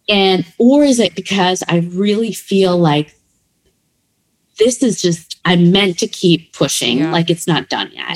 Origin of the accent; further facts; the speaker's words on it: Berwyn, Illinois, United States; also born or lived in Midwest; I was born in Berwyn